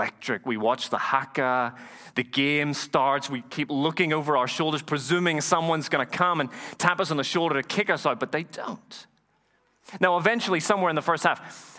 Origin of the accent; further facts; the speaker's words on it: Ireland; moved away; also born or lived in Dublin; Have I ever told you that I'm from Ireland? Did you know that? I am. I sound a little funny.